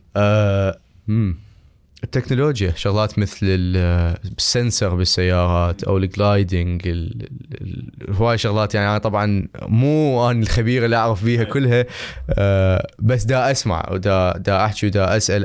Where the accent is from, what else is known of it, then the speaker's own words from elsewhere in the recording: Iraq; إحنا كزبائن عراقيين